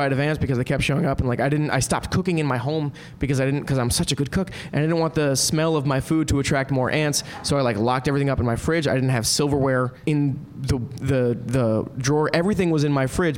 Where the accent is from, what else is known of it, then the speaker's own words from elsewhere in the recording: New Jersey, United States; now in California, United States; I'm from New Jersey